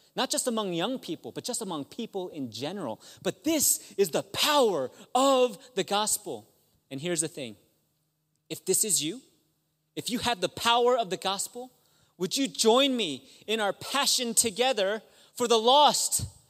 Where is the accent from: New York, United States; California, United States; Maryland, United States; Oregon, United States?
Maryland, United States; I'm from Maryland